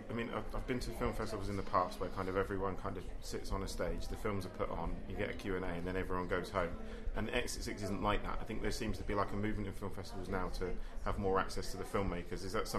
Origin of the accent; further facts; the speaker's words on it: Basingstoke, South East England, United Kingdom; moved away; I'm from Basingstoke originally